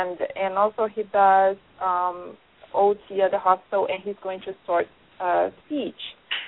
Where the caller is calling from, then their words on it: New Jersey, United States; I'm calling from New Jersey, and it's storming like crazy